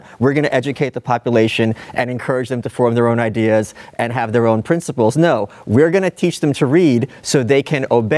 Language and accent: English; Brooklyn, New York, United States; They're also in a world of trouble, I'm from Brooklyn, with Jewish Americans.